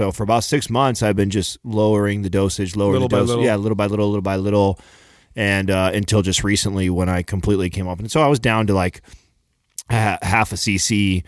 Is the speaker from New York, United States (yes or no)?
no; Modesto, California, United States; where we grew up in Modesto, right, small town